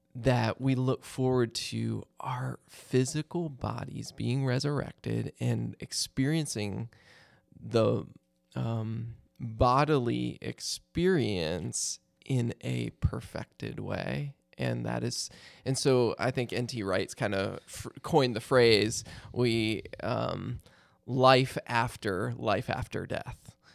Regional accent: Maryland, United States; I grew up in Maryland, so Hershey Park was like our nearest amusement park.

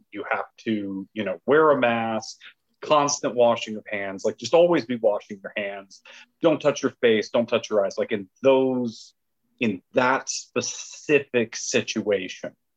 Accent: Louisiana, United States; I'm from Louisiana

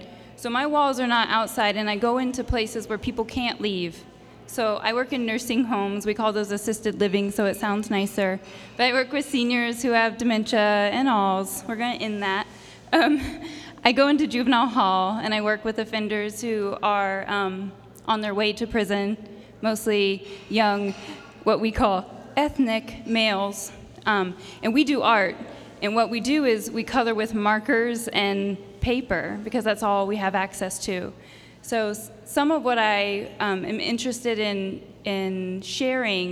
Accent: Rancho Cordova, California, United States; So I'm very Sacramento proud. I'm from Rancho Cordova

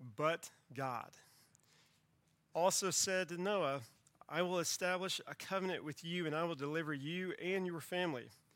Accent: Central Texas, United States; I grew up in Central Texas, close to a river

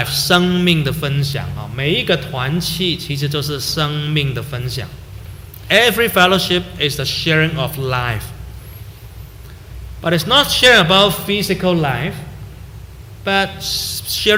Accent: Hong Kong; moved away as an adult; also born or lived in Canada; now in Vancouver, Canada; every time I go there, I call my old classmates in high school

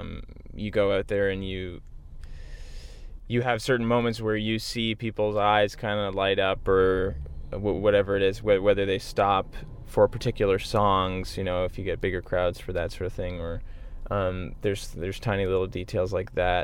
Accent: Whitby, Ontario, Canada; where I grew up in Whitby, Ontario, in that sort of Durham region.

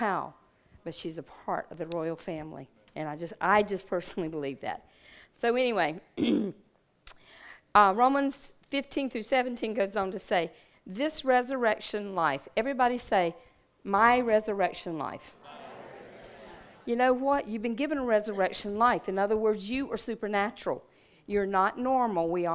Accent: Red Bank, United States; I was from Red Bank

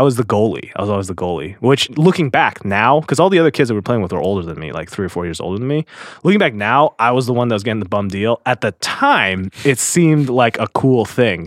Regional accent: Seattle, Washington, United States; I was born in Seattle

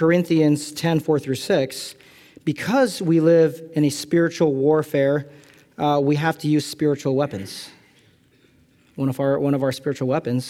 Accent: California, United States; I'm from California

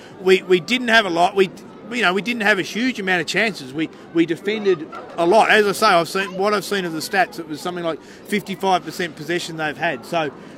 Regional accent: Melbourne, Victoria, Australia; born in Melbourne, so was

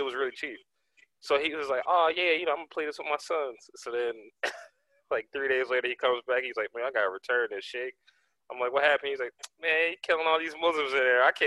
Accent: Philadelphia, Pennsylvania, United States; I went to Pastorius from kindergarten to like second grade or first grade

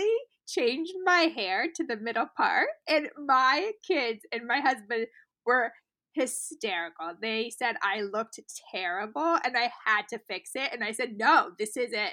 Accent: Beverly Hills, California, United States; I grew up in Beverly Hills with my grandmother

